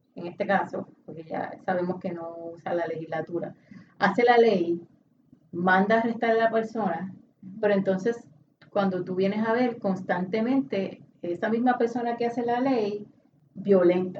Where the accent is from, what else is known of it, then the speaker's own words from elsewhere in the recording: Puerto Rico; como puertorriqueño